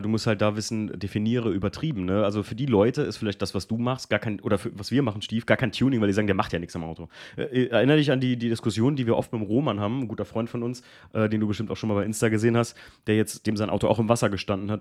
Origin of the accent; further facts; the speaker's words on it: Germany; wo ich aufgewachsen bin aus Alken